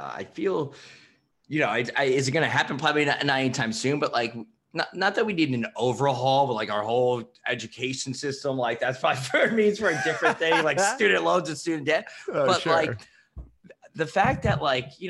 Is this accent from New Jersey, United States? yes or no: yes; New Jersey, United States; moved away as an adult; now in New York City, United States; Born in Jersey. So I grew up in Jersey, then went to Fordham University here in New York City